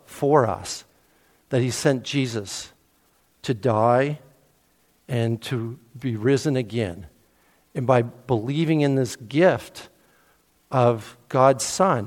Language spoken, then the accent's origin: English; Cambridge-Brantford area, Ontario, Canada; now in Peterborough, Canada; I grew up in the Cambridge-Brantford area